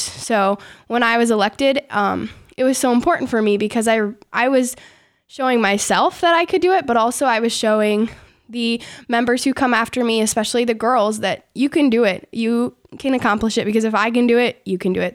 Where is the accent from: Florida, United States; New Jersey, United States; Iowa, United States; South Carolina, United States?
Iowa, United States; Forest City; I grew up near Forest City, Iowa